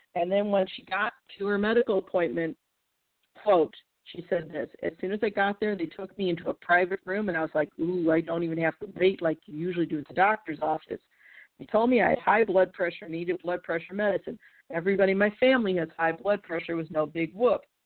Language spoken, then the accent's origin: English; St. Louis, Missouri, United States; my hometown, St. Louis